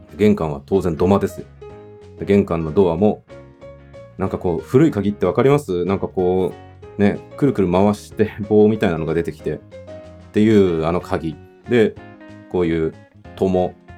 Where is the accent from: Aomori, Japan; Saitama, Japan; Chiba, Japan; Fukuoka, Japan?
Chiba, Japan; also born or lived in Tokyo; 僕自身は東京で生まれて、うん、と3歳の時に千葉県に引っ越してきて、で中学校からは私立の中学校に進学したので、都内まで通ってたというような、まあ、少年時代でした